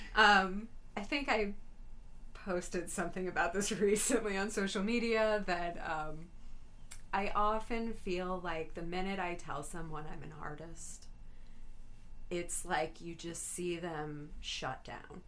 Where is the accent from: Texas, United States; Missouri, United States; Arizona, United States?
Missouri, United States; St. Louis; I've born and raised in St. Louis